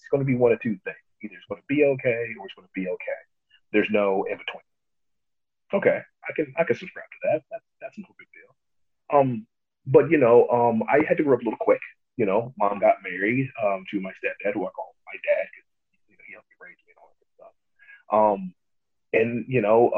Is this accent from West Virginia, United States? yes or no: no; Atlanta, Georgia, United States; also born or lived in New York; So we just packed up and moved to Atlanta